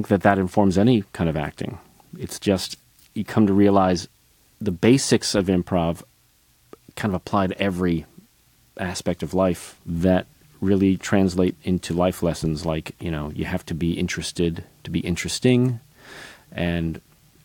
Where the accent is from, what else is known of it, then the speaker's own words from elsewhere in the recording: Northbrook, Illinois, United States; I grew up outside Chicago in Northbrook, Illinois